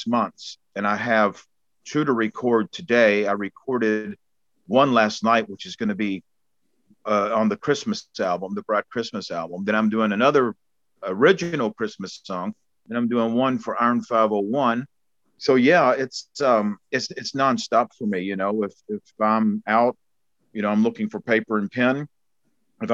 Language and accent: English; Bullitt County, Kentucky, United States; moved away as an adult; now in New Zealand; I come from Bullock County, Kentucky, and it's Redneckville, you know, four-wheel drive trucks, Confederate flags, shotguns, deers on hoods. You know, that's the neighborhood I grew up